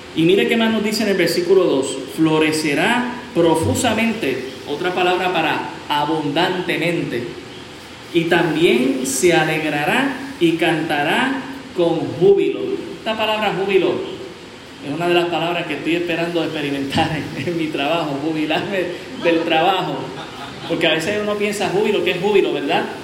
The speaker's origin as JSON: {"language": "Spanish", "country": "Puerto Rico"}